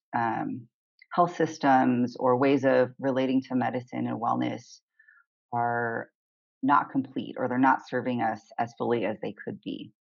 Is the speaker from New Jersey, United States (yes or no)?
no; Southern California, United States; moved away as an adult; also born or lived in Olympia, Washington; I grew up in Southern California